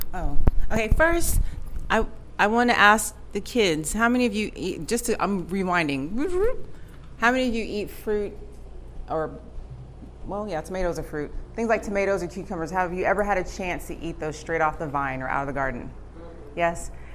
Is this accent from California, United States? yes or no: no; New York City, New York, United States; moved away; I was born in Bronx, New York. Um, in the city, uh, concrete jungle